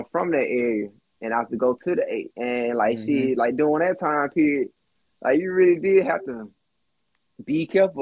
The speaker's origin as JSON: {"language": "English", "town": "East Point", "region": "Georgia", "country": "United States", "said": "I'm from Stan, I'm from East Point"}